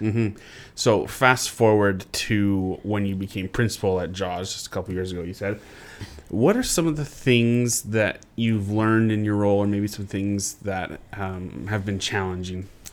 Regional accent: Vancouver Island, British Columbia, Canada; moved away; I grew up on Vancouver Island

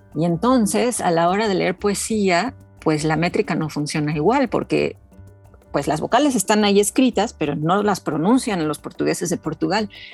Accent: Mexico City, Mexico; yo me identifico bastante como chilanga, en realidad nací en la Ciudad de México y aquí he vivido toda mi vida

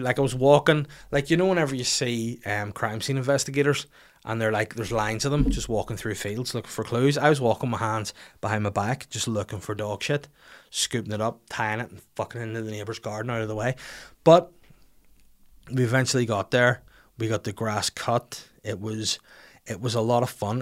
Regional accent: Bangor, Northern Ireland, United Kingdom; on the high street in my hometown in Bangor

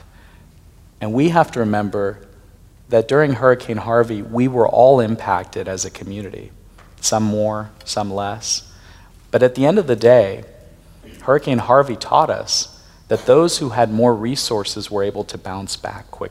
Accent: Pakistan; moved away; I'm originally from Pakistan

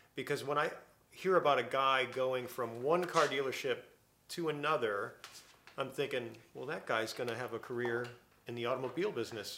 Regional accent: Buffalo, New York, United States; I grew up in Buffalo

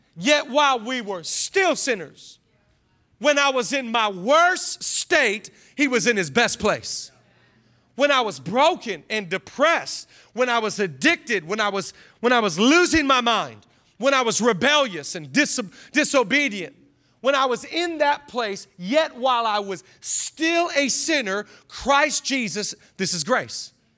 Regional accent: Seattle, Washington, United States; now in Los Angeles, United States; I'm from Seattle

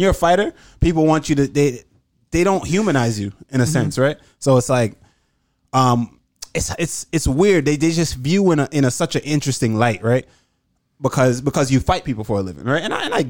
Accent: Jamaica; I was born here, but I was raised in Jamaica, mm-hmm. and I'm constantly back and forth.

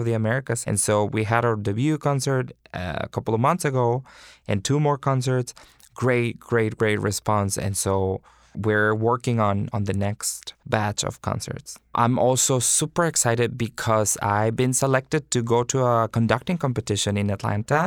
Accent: Monterrey, Nuevo León, Mexico; moved away as an adult; also born or lived in Houston / North Carolina; now in New York, United States; I went to the conservatory in Monterrey, Mexico, my hometown

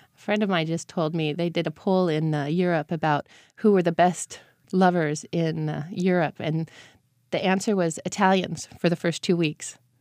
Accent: United States; moved away as an adult; now in Italy; at least one month out of the year coming back to the States

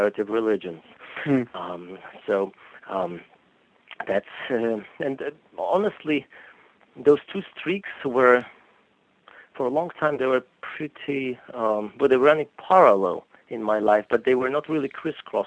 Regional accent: Poland; moved away; also born or lived in Boston; So I grew up in Poland.

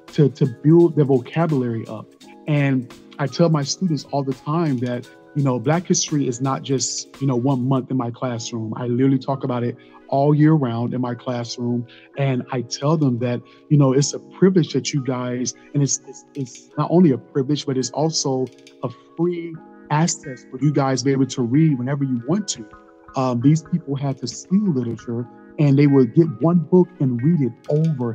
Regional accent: Georgia, United States; moved away as an adult; also born or lived in Wynne, Arkansas; now in Jacksonville, United States; I'm originally from Wynn, Arkansas, a little city called Wynn in Arkansas, but I grew up mostly in Georgia.

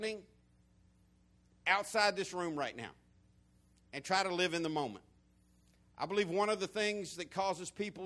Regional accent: the South, United States; accent: country, southern; beyond my country accent, beyond my humor, behind my southernisms

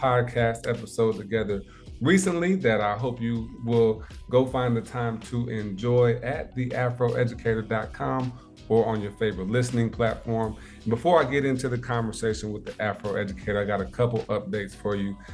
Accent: South Bend, Indiana, United States; when I was a young pup, about six, seven years old, I moved back from Indianapolis to South Bend, Indiana.

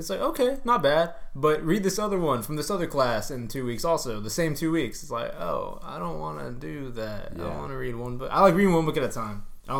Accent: Texas, United States; we are from Texas

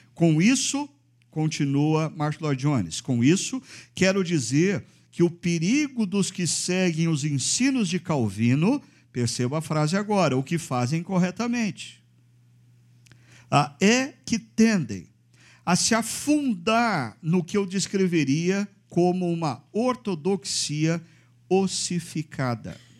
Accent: Brazil; como brasileiros, cidadãos brasileiros

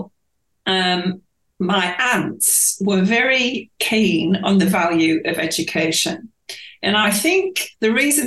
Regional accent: York, Yorkshire and the Humber, United Kingdom; moved away as an adult; also born or lived in Winchester / Papua New Guinea; now in Australia; my hometown, York

